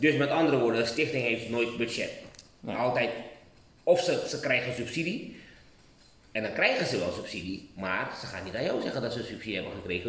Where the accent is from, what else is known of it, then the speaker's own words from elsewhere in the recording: Suriname; we zijn Surinamers